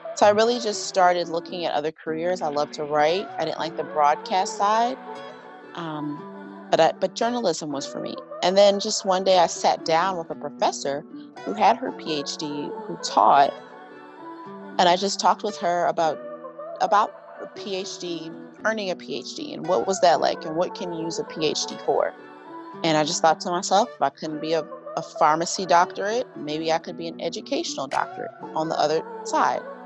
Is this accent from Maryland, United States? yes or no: yes; Howard County, Maryland, United States; I am actually from Maryland, um, a small county called Howard County